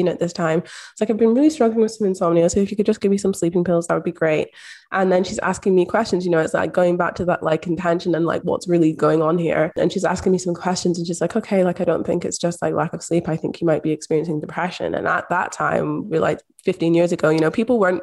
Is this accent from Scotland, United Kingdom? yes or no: yes; Scotland, United Kingdom; a Black woman growing up in Scotland